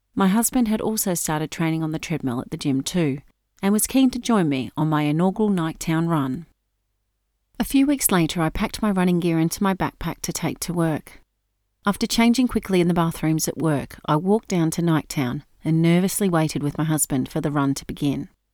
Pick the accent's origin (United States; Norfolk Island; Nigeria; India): Norfolk Island; Growing up on Norfolk Island, we all spent a lot of time in the water